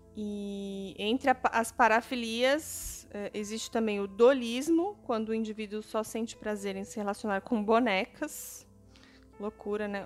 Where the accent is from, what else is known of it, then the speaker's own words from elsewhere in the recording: São Paulo, Brazil; em São Paulo, aqui onde eu moro, para quem não sabe, eu sou de São Paulo